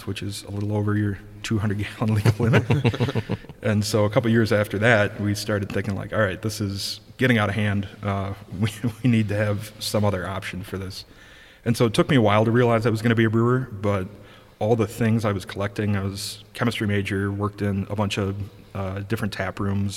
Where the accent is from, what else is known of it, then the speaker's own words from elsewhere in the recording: Madison, Wisconsin, United States; moved away as an adult; also born or lived in Middleton, Wisconsin / Platteville, Wisconsin; now in Milwaukee, United States; I grew up in Madison.